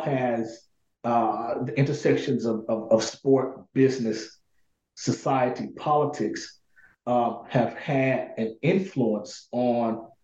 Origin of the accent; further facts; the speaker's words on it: Pine Bluff, Arkansas, United States; I was born and raised in this city called Pine Bluff, Arkansas